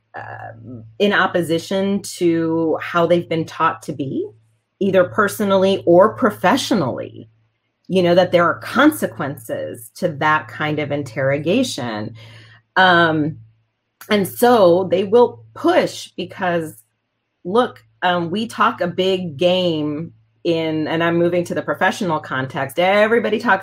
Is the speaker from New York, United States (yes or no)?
no; Texas, United States; I grew up in Texas